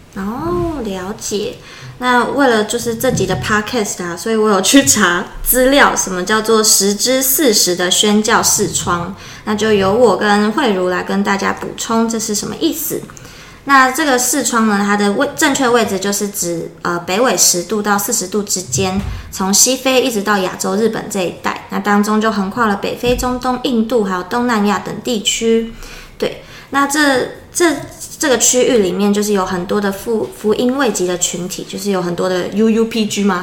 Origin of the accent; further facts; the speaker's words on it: Changhua County, Taiwan; 我是彰化人